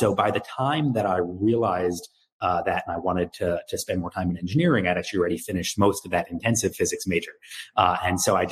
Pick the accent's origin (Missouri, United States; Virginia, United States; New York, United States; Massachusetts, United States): New York, United States; moved away as an adult; also born or lived in Waco, Texas; I'm originally from New York